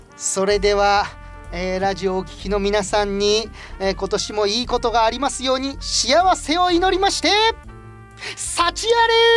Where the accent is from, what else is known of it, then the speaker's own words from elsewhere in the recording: Asakura, Fukuoka, Japan; accent: Asakura dialect; 最初から朝 倉弁でなまっておりました